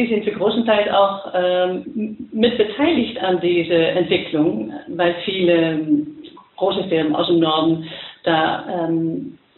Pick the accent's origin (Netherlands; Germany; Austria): Netherlands; German is a second language; ich bin die internationale Direktorin von der ECF und ich bin Holländerin, das werdet ihr vielleicht hören.